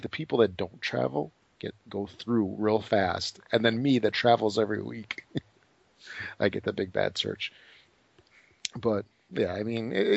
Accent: Chicago, Illinois, United States; I was born in Chicago. I mean, I've been here pretty much forever.

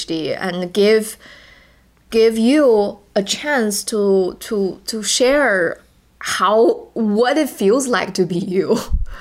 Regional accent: China; first language Chinese; English is a second language; moved away; my first language is not English. I am Chinese. My native language is Chinese

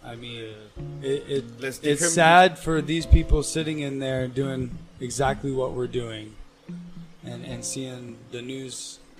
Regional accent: Phoenix, Arizona, United States; I was born and raised in Phoenix. I moved up north

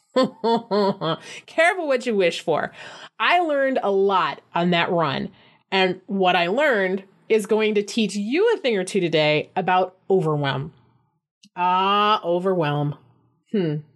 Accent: Flint, Michigan, United States; Flint, my hometown

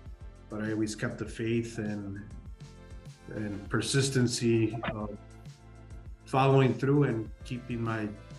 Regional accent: Chicago, Illinois, United States; also born or lived in Mexico; You know, I was born in Chicago. I grew up there. I grew up here for a few years.

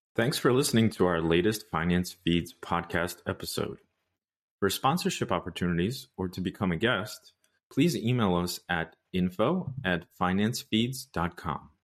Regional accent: United States; me being an American

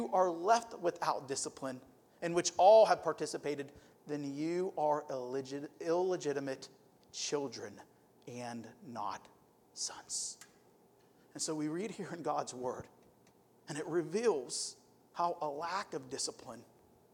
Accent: Youngstown, Ohio, United States; moved away; I'm from Youngstown, Ohio. I like boxing. We're like a boxing city

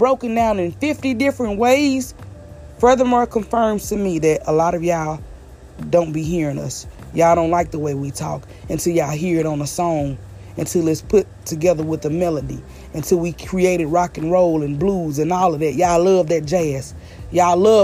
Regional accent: the South, United States; we are from the South

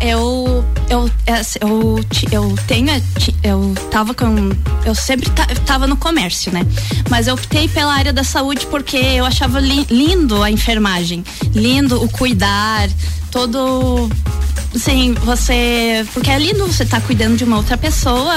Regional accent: Lages, Santa Catarina, Brazil; eu sou daqui de Lages mesmo. Eu sou de uma família de comerciantes aqui de Lages.

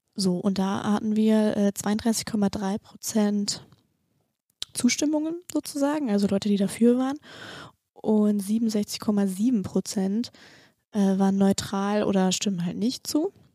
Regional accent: the North, Northern Germany, Germany; ich komme ja auch aus dem Norden.

